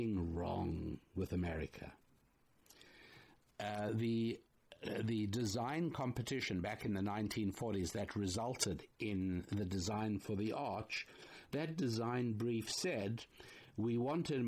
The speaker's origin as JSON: {"language": "English", "country": "United States", "said": "me, as an American"}